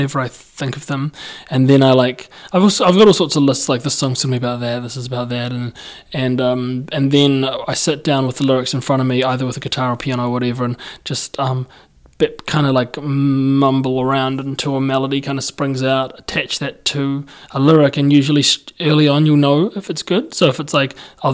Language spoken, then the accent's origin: English; Christchurch, Canterbury, New Zealand; I'm from Christchurch.